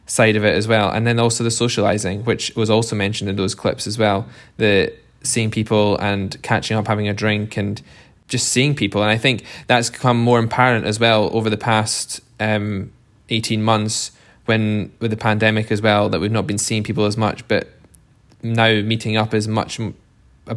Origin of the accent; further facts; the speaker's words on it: East Lothian, Scotland, United Kingdom; I'm originally from East Lothian, from a family farm in East Lothian, just outside Edinburgh.